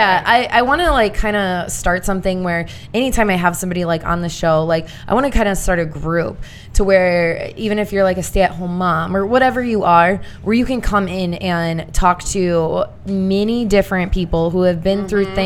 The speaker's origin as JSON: {"language": "English", "region": "Indiana", "country": "United States", "said": "Long story short, I'm a girl from Indiana."}